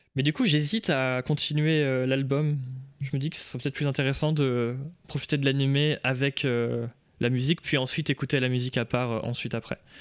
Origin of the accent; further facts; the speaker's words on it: Nantes, Pays de la Loire, France; je suis de Nantes